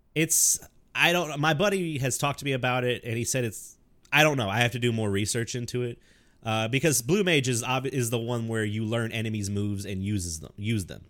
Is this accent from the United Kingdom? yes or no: no; the South, United States; I grew up in the South.